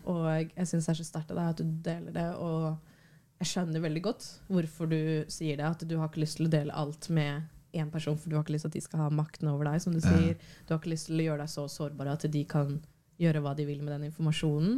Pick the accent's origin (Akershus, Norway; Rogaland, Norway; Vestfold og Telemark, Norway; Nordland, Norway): Akershus, Norway; Bærum; der jeg vokste opp i Bærum